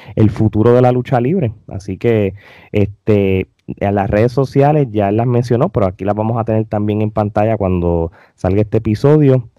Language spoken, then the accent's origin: Spanish; Puerto Rico; uno como puertorriqueño